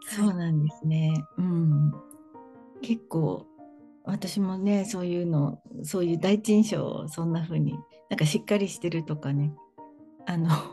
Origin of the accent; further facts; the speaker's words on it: Kanto, Japan; 私はもうずっとなんか関東